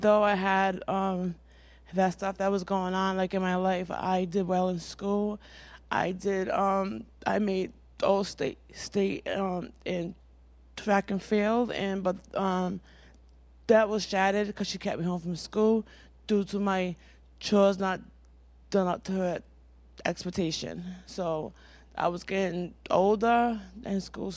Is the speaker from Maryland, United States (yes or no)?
no; Providence, Rhode Island, United States; I come from Providence, Rhode Island. I was born addicted to heroin and cocaine